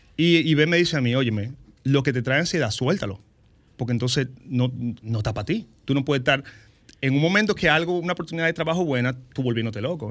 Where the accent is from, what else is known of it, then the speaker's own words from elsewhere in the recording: San Francisco de Macorís, Duarte, Dominican Republic; also born or lived in Santo Domingo; Yo soy de San Francisco Macorís